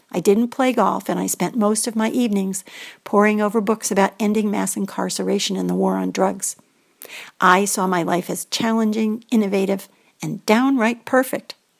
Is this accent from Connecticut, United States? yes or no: yes; Greenwich, Connecticut, United States; I come from Greenwich, Connecticut, also known as the home of hedge funds, a very wealthy town.